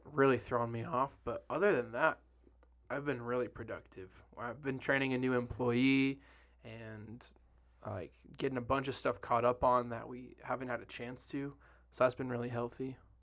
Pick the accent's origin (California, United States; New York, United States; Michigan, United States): Michigan, United States; Detroit; moved away; I grew up in Detroit when I was a kid